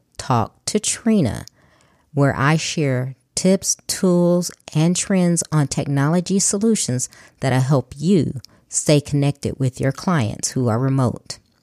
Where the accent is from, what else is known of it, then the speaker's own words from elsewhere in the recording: Chicago, Illinois, United States; I'm originally from Chicago, so I grew up in inner city Chicago